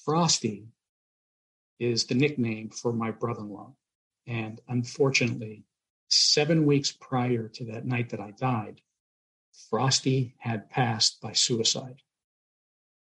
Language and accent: English; Pittsburgh, Pennsylvania, United States; moved away; I'm originally from Pittsburgh, Pennsylvania